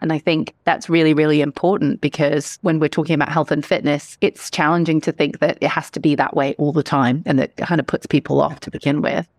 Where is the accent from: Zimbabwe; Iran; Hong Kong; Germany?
Hong Kong; Growing up in Hong Kong